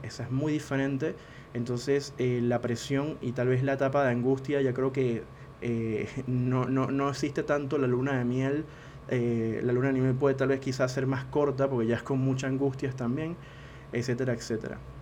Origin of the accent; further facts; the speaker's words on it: Venezuela; moved away as an adult; now in Argentina; Yo soy venezolano, vivo en Argentina desde hace unos cuantos años y sé lo que es emigrar